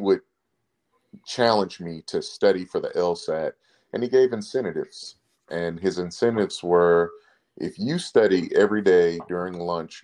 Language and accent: English; Plano, Texas, United States; also born or lived in Abbeville, Louisiana; now in Houston, United States; At a young age, my parents moved me and my siblings to Plano, Texas. It's a suburb of the Dallas-Fort Worth area. I graduated high school from Plano East Senior High School